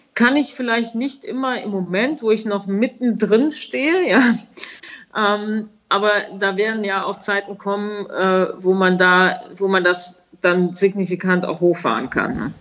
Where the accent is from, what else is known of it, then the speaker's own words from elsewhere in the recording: Bad Neuenahr-Ahrweiler, Rhineland-Palatinate, Germany; habe ich nach dem Abitur ein Praktikum gemacht bei Apollinaris. Das war nämlich in meinem Heimatort äh, damals angesiedelt